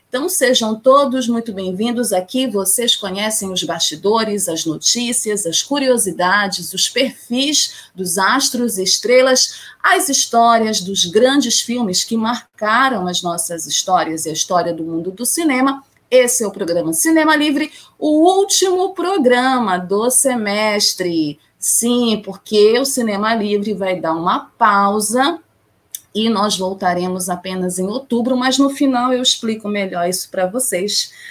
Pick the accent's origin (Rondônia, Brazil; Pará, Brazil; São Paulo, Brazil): Pará, Brazil; aqui da minha terrinha, do meu estado. Adoro trazer notícias de cinema, do audiovisual aqui do meu estado